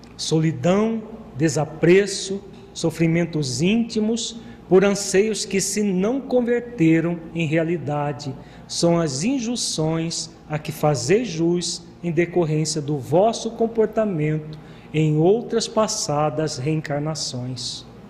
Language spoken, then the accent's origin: Portuguese; Brazil; como brasileiros